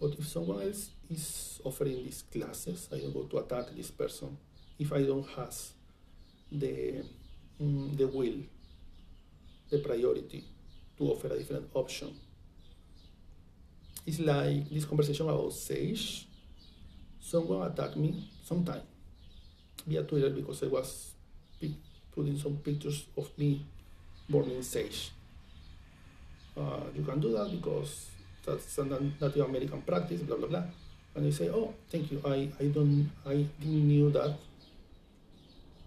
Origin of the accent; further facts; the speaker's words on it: Venezuela; English is a second language; moved away; I come from Venezuela